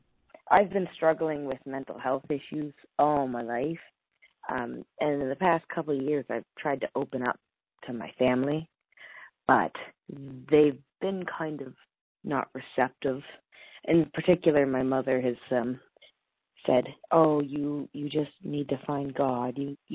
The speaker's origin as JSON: {"language": "English", "country": "Canada", "said": "I'm actually from Canada."}